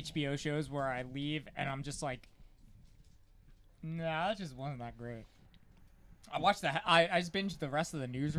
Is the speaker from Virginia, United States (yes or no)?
no; New Jersey, United States; moved away; also born or lived in Florida; I'm from Jersey.